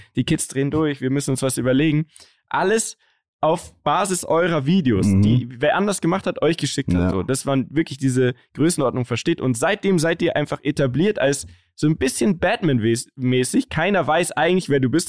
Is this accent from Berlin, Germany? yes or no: no; Munich, Bavaria, Germany; Wir sind ja gebürtige Münchner